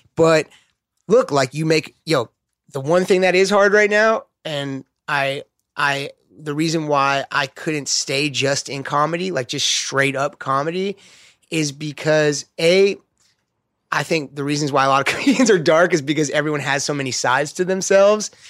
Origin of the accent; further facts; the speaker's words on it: Los Angeles, California, United States; I grew up skating in West L A.